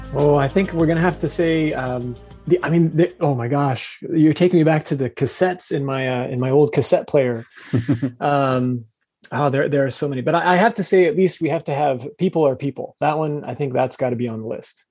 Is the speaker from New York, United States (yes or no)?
no; Phoenix, Arizona, United States; I grew up in the Phoenix metro area